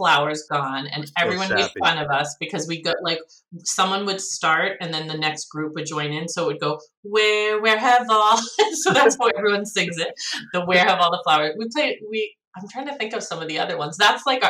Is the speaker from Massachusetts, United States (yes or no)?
yes; Needham, Massachusetts, United States; because I was from Needham, I think they were from Wellesley.